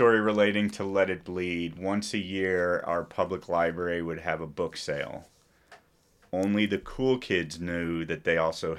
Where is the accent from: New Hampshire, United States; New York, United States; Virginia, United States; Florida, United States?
New York, United States; New York City; born there; I was born in New York City.